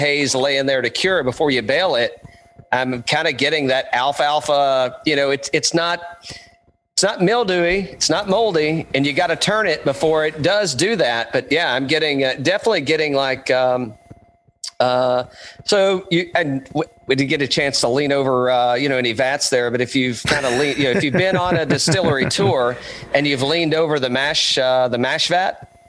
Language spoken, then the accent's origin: English; Greene County, East Tennessee, United States; accent: Tennessee; now in Atlanta, United States; I just grew up in East Tennessee